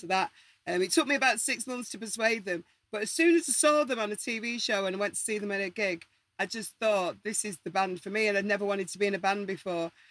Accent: Manchester, North West England, United Kingdom; we're all from Manchester or Salford

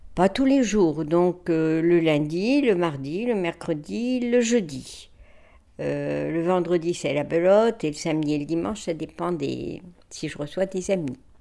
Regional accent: Lambersart, Hauts-de-France, France; also born or lived in Douai; je suis née à l'Ambersard, rue du Bourg.

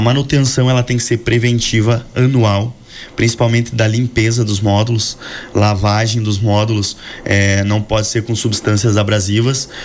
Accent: Frederico Westphalen, Rio Grande do Sul, Brazil; also born or lived in Palmitinho / Santa Maria; eu sou nascido em Palmitinho, é, me criei em Frederico Westphalen, passei quatro anos em Santa Maria

